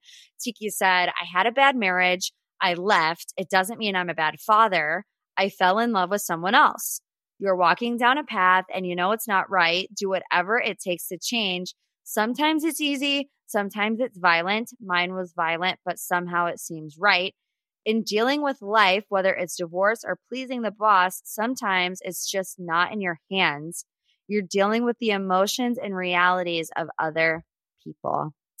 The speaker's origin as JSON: {"language": "English", "town": "Cleveland", "region": "Ohio", "country": "United States", "said": "I'm from Cleveland. I only know the Browns."}